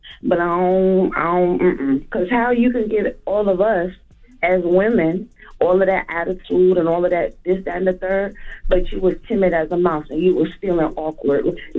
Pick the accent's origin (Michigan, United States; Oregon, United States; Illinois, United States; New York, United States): New York, United States; I'm from New York. I know what that's like. I know that whole lifestyle.